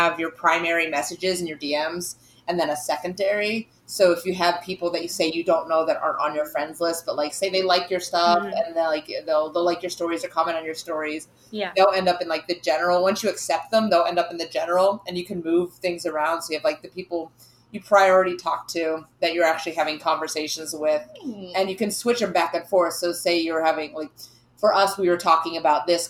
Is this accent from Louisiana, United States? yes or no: no; North Carolina, United States; moved away; I'm from North Carolina